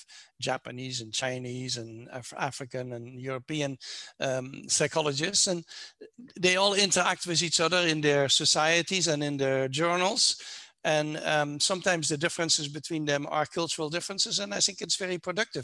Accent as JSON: {"language": "English", "country": "Netherlands", "moved": "yes", "lives_now": "United States", "said": "I'm not American, I'm from the Netherlands"}